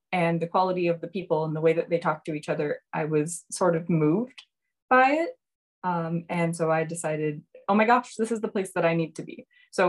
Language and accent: English; Tampa, Florida, United States; moved away as an adult; also born or lived in Atlanta, Georgia; now in Japan; I am originally from Tampa, Florida. I lived about an hour and a half from Disney World, which means that I am super spoiled because we have a gigantic international community there and just, see tourists from all over the world.